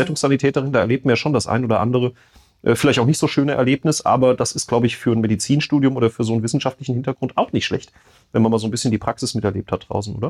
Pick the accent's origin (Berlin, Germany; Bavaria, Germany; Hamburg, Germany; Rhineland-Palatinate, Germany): Rhineland-Palatinate, Germany; Winterbach; also born or lived in Mannheim; geboren in Mannheim ähm, und bin dann mit acht Jahren aus Mannheim sozusagen äh, in meine neue Heimat gekommen, nach Winterbach im Landkreis Bad Kreuznach